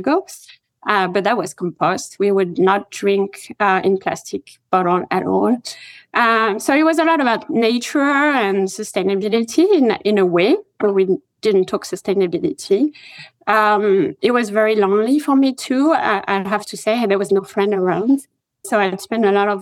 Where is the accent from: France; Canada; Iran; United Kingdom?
France; Rouen, Normandy; English is a second language; moved away as an adult; now in United States; I did grow up in France, in Normandy, in a town called Rouen, to be very precise